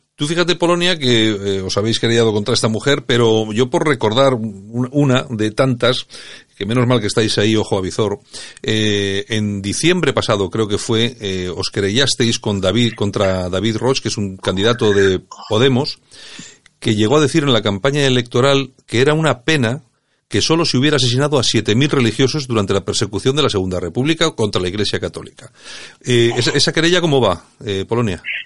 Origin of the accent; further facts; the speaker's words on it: Bilbao, Basque Country, Spain; ya sabes cómo somos los de Bilbao